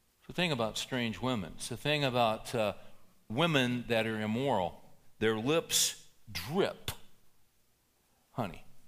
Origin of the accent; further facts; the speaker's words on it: California, United States; moved away; I grew up in California